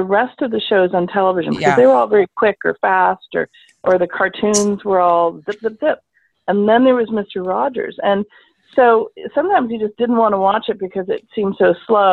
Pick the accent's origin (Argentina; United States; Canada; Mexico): Canada; I'm Canadian too